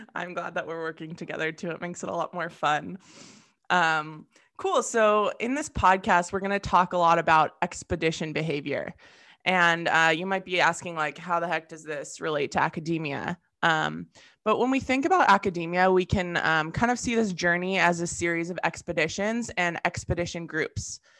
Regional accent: Southern California, United States; moved away as an adult; I'm originally from Southern California

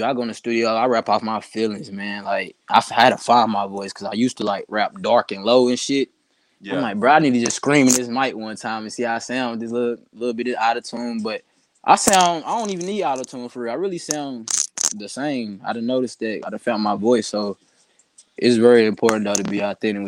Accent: Knoxville, Tennessee, United States; I'm from Knoxville, Tennessee

